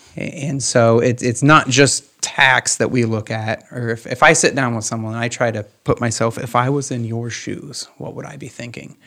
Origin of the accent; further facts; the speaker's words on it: Van Wert County, Ohio, United States; also born or lived in Columbus, Ohio; I'm here from Van Wert County